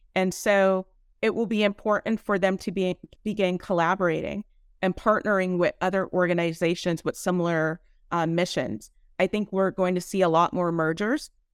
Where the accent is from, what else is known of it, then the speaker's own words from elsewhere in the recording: San Bernardino, California, United States; now in San Diego, United States; I'm actually from San Bernardino, but I live in San Diego. I have to rep my hometown